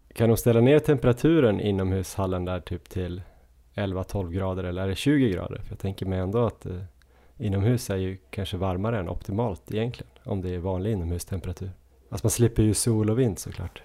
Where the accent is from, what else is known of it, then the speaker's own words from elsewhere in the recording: Östersund, Jämtland, Sweden; now in Stockholm, Sweden; även om jag är från Östersund så bor jag ju i Stockholm